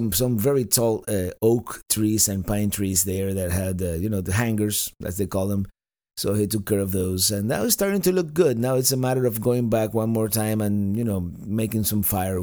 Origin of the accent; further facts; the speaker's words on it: Cuba; moved away; also born or lived in Spain; I grew up in this period of time in Cuba